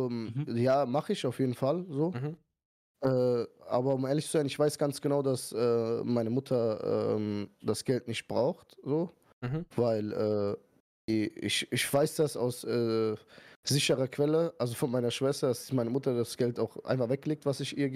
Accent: Iran; now in Germany; okay, wir sind Iraner, aber ihr wisst ja, Iraner sind eigentlich immer locker so

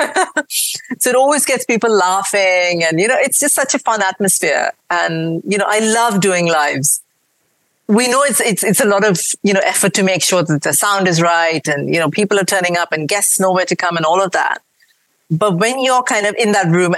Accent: India; born or raised there; accent: mix of an Indian accent and a British accent; moved away as an adult; now in United Kingdom

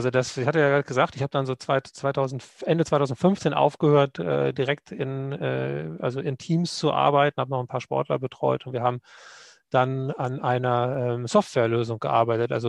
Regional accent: Lower Saxony, Germany; Nee, man sagt, äh, das akzentfreiste Deutsch Deutschlands von der Gegend, wo ich herkomme.

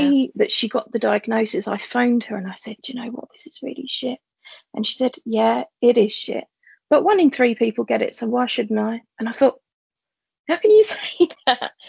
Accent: London, United Kingdom; I'm a teacher from East London, born and bred.

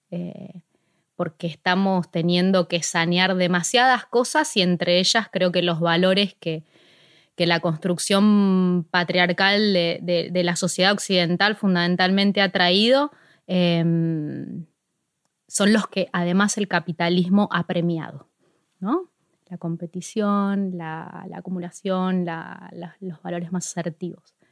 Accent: Ciudad Evita, Buenos Aires Province, Argentina; empecé justo en Ciudad Vita, que es de donde yo soy

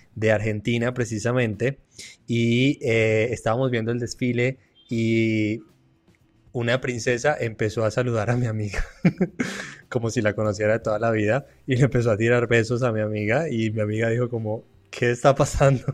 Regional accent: Colombia; chévere decimos en Colombia

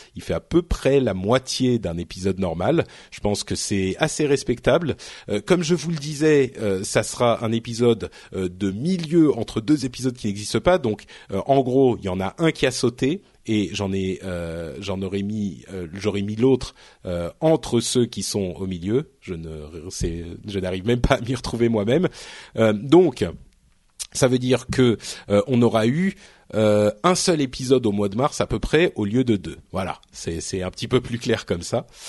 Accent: France; je parle français hein, je suis français je viens d'ici

